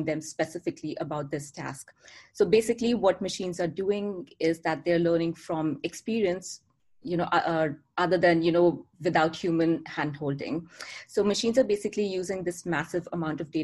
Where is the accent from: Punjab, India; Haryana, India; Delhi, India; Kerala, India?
Delhi, India; moved away as an adult; also born or lived in New York, United States; now in Vancouver, Canada; I was born and brought up in Delhi, India, and I moved to Canada almost 3 years ago. I'm currently living in Vancouver